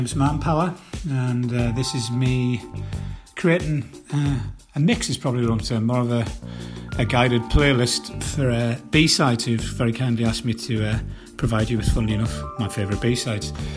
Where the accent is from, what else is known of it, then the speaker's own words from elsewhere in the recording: Wallsend, North East England, United Kingdom; my hometown in Walls End